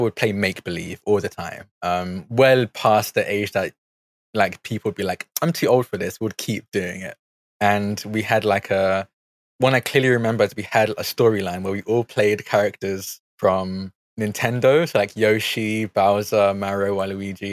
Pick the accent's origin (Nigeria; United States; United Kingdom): United Kingdom; Essex, East of England; also born or lived in Hackney, London; I grew up in Essex. I was born in Hackney, but stayed there for like 2 or 3 years, and I've been here ever since